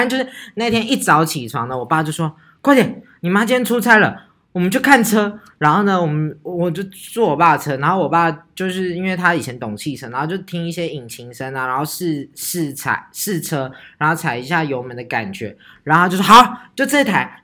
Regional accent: Taichung, Taiwan; 我们北屯人。我跟你讲，我们台中人就是这样，霸气

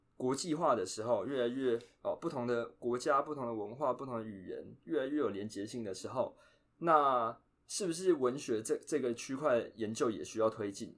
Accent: Taiwan; first language Chinese; moved away as an adult; now in United States; 我们在台湾这个环境，主要接触，当然中文会接触嘛。那可能，呃，还有其他母语，比如说台语啊、客家话，或是原住民语。那再来第二个语言就是英文嘛

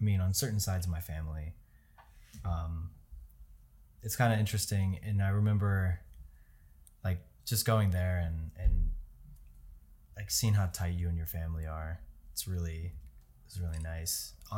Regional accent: United States; It's definitely, I think, a hot topic, especially as an American, because for whatever reason, I think just maybe based on the way that this culture is very individualistic.

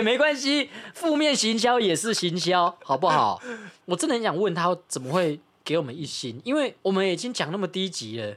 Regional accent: Taiwan; 因为我也是台湾人啊

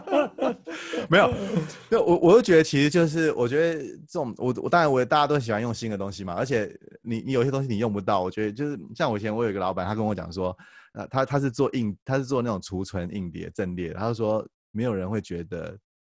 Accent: Taiwan; 我们台湾人用Line

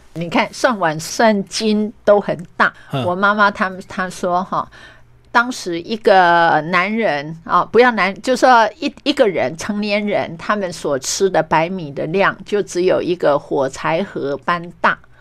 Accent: Meishan, Chiayi County, Taiwan; 我的故乡梅山

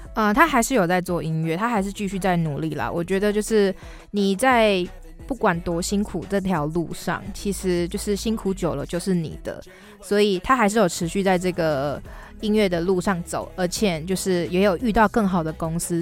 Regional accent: Xiaoliuqiu, Pingtung County, Taiwan; 我的故乡其实是在小琉球

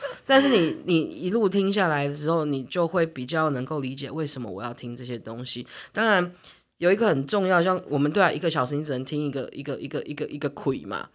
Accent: Taiwan; 我们现在台湾演员

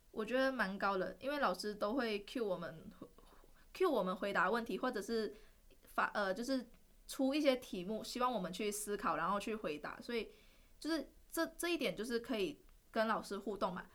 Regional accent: Malaysia; moved away as an adult; now in Taiwan; 我是来自马来西亚的

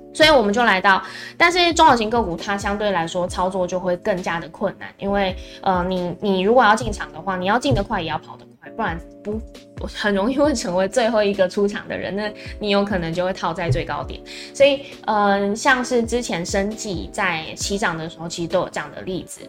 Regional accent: Taiwan; 我们台湾这边会比较要注意的是

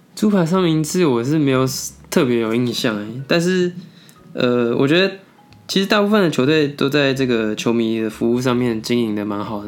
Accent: Taiwan; 我们台湾人的作息

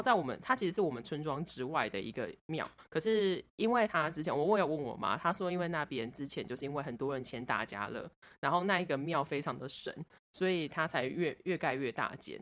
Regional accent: Budai, Chiayi County, Taiwan; moved away; 我的故乡布袋有关，然后就是我们布袋那边有一个

